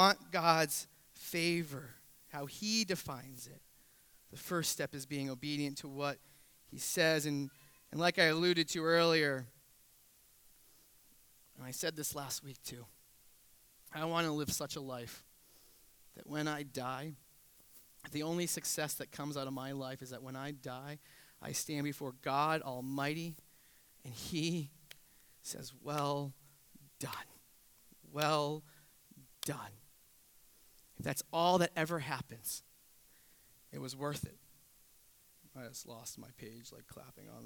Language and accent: English; New England, United States; moved away; I say wicked because I'm from New England